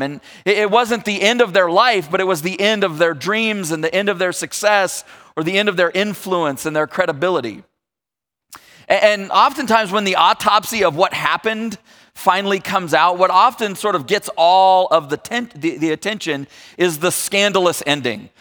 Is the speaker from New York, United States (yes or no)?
no; Northern California, United States; also born or lived in Texas; I've spent most of my life in Northern California